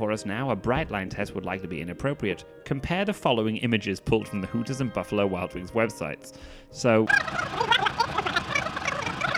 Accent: England, United Kingdom; I'm English

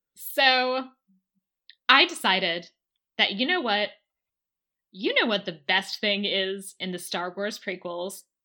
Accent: Maryland, United States; the state that I grew up

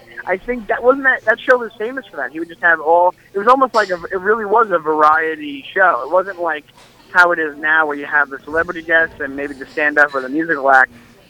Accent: Long Island, New York, United States; also born or lived in Queens; I'm from Long Island originally, right near Queens. I'm from like Queens.

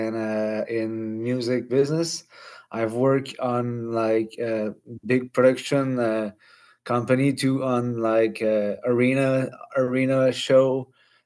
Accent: Quebec City, Quebec, Canada; I'm 37 years old, and I'm from Quebec City.

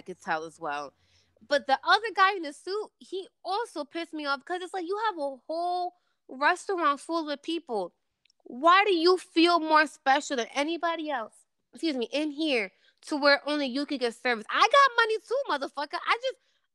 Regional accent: New York City, New York, United States; also born or lived in Puerto Rico; I was born in Brooklyn, New York

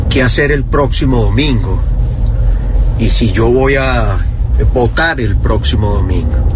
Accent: Venezuela; Esto es un tema de los que somos venezolanos

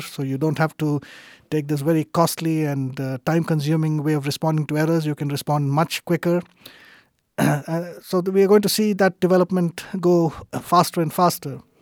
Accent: India; moved away as an adult; also born or lived in United States / Germany / Denmark; now in Sweden; I was born and raised in India

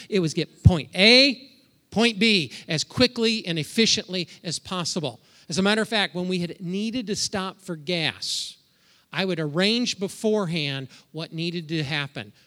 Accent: Indiana, United States; moved away as an adult; also born or lived in Ohio; now in Minnesota, United States; Debbie and I, we're from Indiana. We probably still consider ourselves Hoosiers

